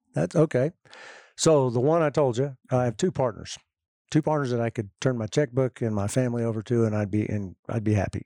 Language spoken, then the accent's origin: English; Austin, Texas, United States; my hometown of Austin